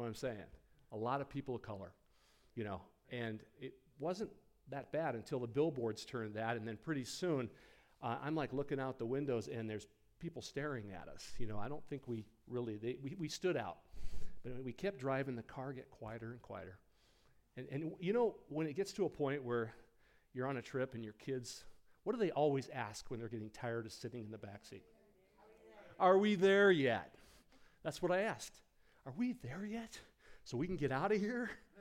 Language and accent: English; Rapid City, South Dakota, United States; We lived in the Rapid City, South Dakota, the Black Hills. That's my hometown